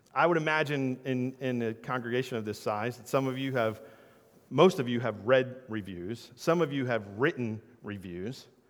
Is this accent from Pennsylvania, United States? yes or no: no; New Jersey, United States; I'm from South Jersey, so I'm a Sixers and Eagles fan